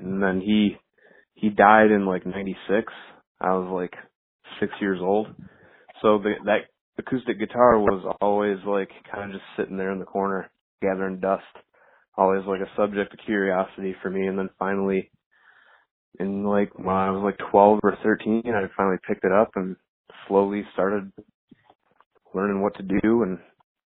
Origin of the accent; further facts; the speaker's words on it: Westland, Michigan, United States; we're from Westland, Michigan.